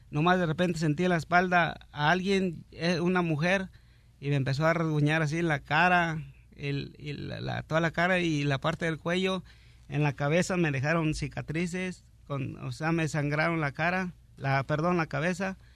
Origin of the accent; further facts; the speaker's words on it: Cuernavaca, Morelos, Mexico; also born or lived in Mexico City; Ah, yo soy nacido en el Distrito Federal, pero pues me crié en Cuernavaca, Morelos.